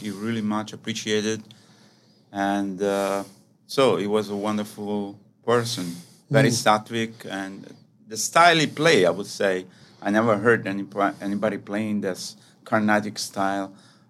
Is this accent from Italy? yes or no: yes; Naples, Campania, Italy; moved away; also born or lived in Rome, Italy / India; is your host for today's podcast. I am also from Italy, and I was born in Napoli, but I live in Rome